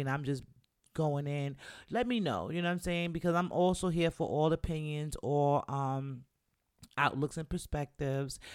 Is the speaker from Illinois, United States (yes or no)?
no; New York City, New York, United States; even though I'm from the Bronx